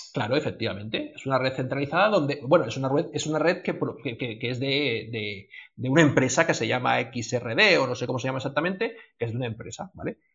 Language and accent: Spanish; Spain; nosotros que somos aquí de España